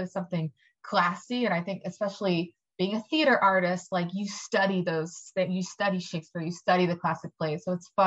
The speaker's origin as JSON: {"language": "English", "town": "Ardmore", "region": "Pennsylvania", "country": "United States", "tie": "born or raised there", "said": "I grew up in Ardmore, Pennsylvania, which is like a small Jewish friendly kind of suburb"}